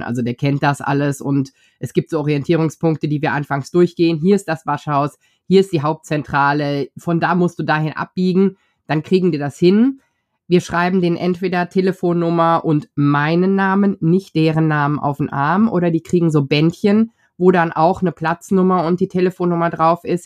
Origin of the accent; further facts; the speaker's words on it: North Rhine-Westphalia, Germany; wir kommen aus Westdeutschland, Niederrhein, wunderschön an der niederländischen Grenze